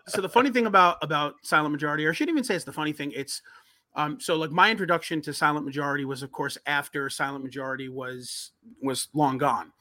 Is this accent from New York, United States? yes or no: yes; Long Island, New York, United States; growing up in New York, Long Island